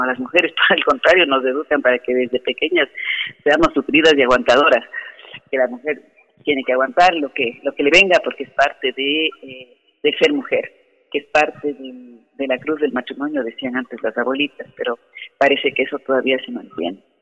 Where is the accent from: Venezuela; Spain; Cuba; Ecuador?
Ecuador; como ecuatorianos